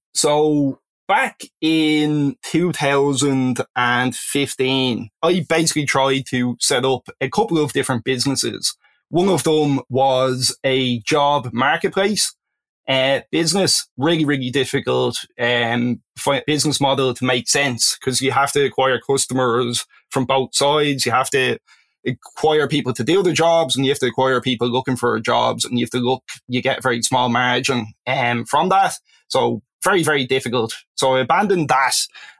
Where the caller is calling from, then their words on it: Dublin, Leinster, Ireland; I am calling in from Dublin, Ireland.